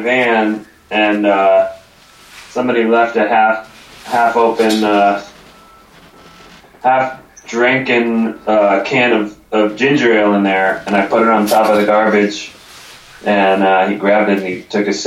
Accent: Sussex County, northwestern New Jersey, United States; This was in New Jersey, northwestern New Jersey, where I grew up in Sussex County

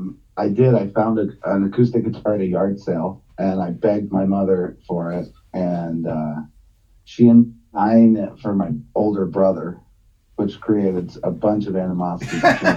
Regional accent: Southern Illinois, United States; I grew up in Southern Illinois

